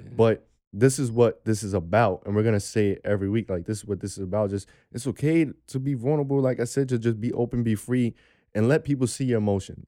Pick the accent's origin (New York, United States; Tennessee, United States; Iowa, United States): New York, United States; New York City; I come from New York City